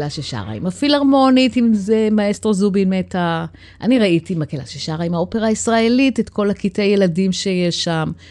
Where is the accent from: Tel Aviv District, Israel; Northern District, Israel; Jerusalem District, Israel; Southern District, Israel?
Tel Aviv District, Israel; Kiryat Ono; born or raised there; now in Beit Yitzhak, Israel